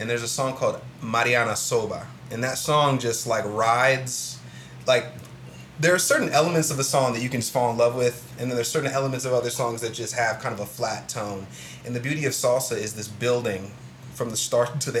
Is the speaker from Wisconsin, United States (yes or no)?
no; Columbus, Ohio, United States; Where um, where did you grow up at? Columbus. Like what side? What side? So on the East Sider.